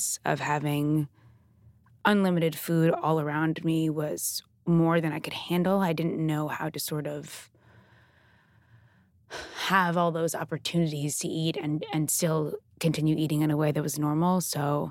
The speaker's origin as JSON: {"language": "English", "area": "Long Island", "region": "New York City suburbs", "country": "United States", "tie": "born or raised there", "said": "I grew up in the New York City suburbs on Long Island."}